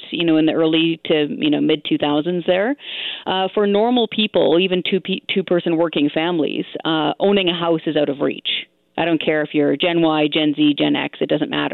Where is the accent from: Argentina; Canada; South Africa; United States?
Canada; British Columbia; moved away as an adult; also born or lived in Ottawa, Canada; now in Alberta, Canada; I was born and raised in British Columbia, so was my husband.